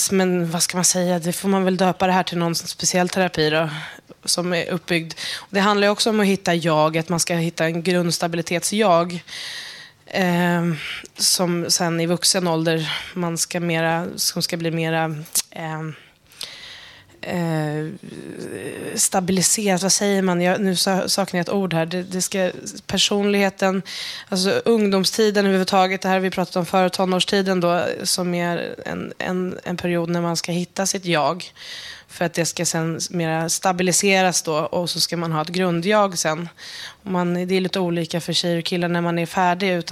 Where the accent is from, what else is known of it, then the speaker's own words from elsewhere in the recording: Järna, Stockholm County, Sweden; Jag är uppväxt i Järna som ligger söder om Södertälje. Eh, kanske inte är så många som känner till det, men i Järna så det är som en metropol för, för antroposofin och Waldorfpedagogiken